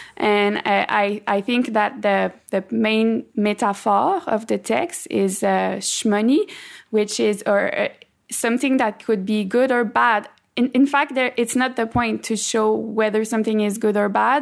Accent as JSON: {"language": "English", "region": "Quebec", "country": "Canada", "first_language": "French", "second_language": "English"}